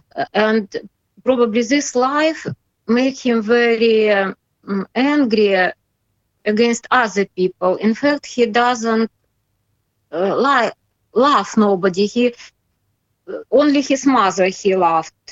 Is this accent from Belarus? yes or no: yes; Belarus; English is a second language; I'm patriot uh, of my country and uh, I, I, love this country